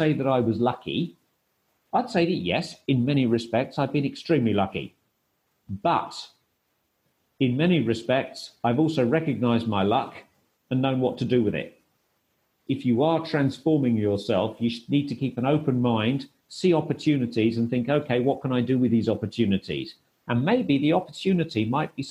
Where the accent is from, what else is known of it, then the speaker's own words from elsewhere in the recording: United Kingdom; moved away as an adult; also born or lived in Kastoria, Greece / Thessaloniki, Greece; I also didn't go back to the UK to see my family